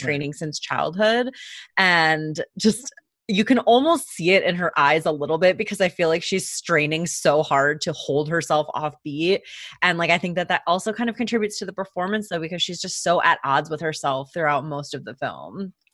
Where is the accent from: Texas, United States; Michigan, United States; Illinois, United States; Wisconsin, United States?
Michigan, United States; we are from Michigan, we live in Michigan